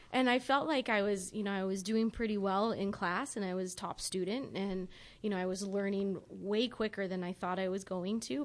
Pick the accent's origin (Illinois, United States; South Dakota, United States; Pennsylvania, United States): South Dakota, United States; Rapid City; moved away; growing up in Rapid City